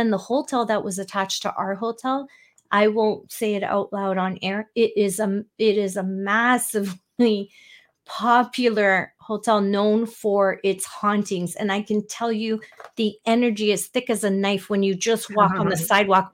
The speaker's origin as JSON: {"language": "English", "country": "Canada", "said": "I'm Canadian"}